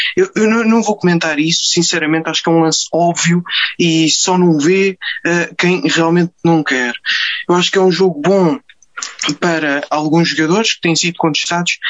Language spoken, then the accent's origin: Portuguese; Amadora, Lisbon, Portugal; agora também sou da Amadora